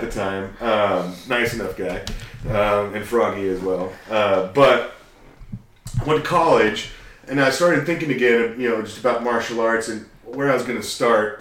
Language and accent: English; Redmond, Washington, United States; I was growing up in the Redmond area